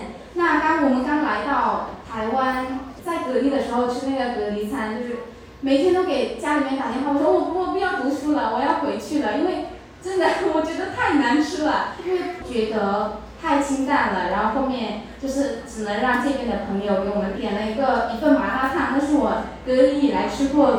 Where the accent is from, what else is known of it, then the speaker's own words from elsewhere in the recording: Muse, Shan State, Myanmar; moved away as an adult; also born or lived in Ruili, China; now in Taiwan; 那接下来就是我的家乡木姐。那木姐呢是在缅缅甸北部，缅甸北部善邦。那善邦是什么意思呢？就是一个民族的自治区。我们木姐就在和中国的云南瑞丽相接的地方。